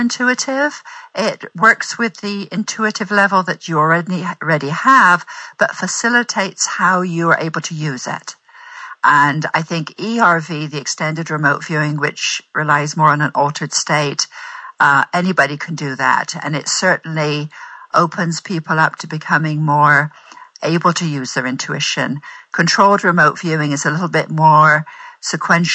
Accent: Bristol, South West England, United Kingdom; moved away as an adult; also born or lived in Shirehampton, England; now in United States; The West Country, Bristol's my hometown.

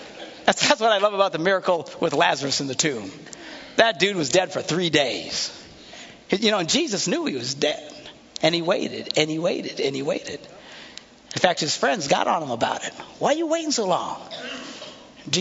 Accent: Bayside, Wisconsin, United States; I said, well, I'm from Bayside. I said, well, where is that? I said, well, you know where the Green Bay Packers play?

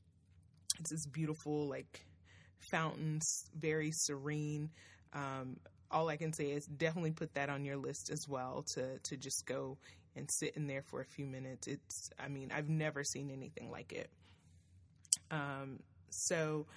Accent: Nashville, Tennessee, United States; my hometown, Nashville, Tennessee

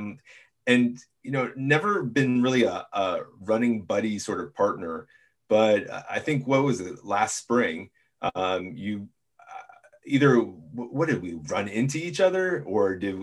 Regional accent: Mountain Lakes, New Jersey, United States; moved away; I'm from Mountain Lakes

